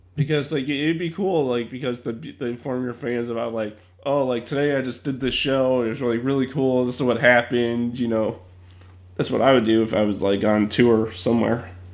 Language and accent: English; Chicago, Illinois, United States; also born or lived in Ohio; me being a Chicagoan